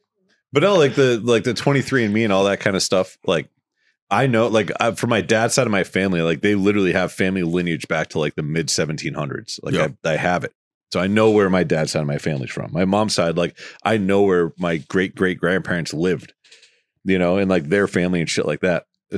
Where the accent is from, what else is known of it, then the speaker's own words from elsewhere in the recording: United States; like my parents were both born in the United States, and I was born in the United States, so that makes me American.